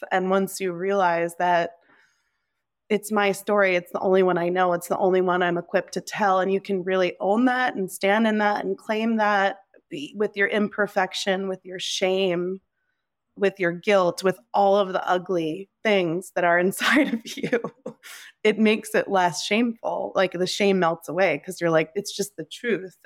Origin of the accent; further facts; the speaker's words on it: New Jersey, United States; moved away as an adult; also born or lived in Nepal / California; being here in New Jersey in my hometown, right now